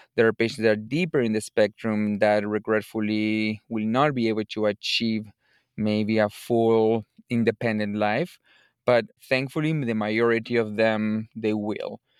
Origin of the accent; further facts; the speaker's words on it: Buenos Aires Province, Argentina; moved away as an adult; also born or lived in Chicago; now in United States; I'm originally from Argentina, from the province of Buenos Aires.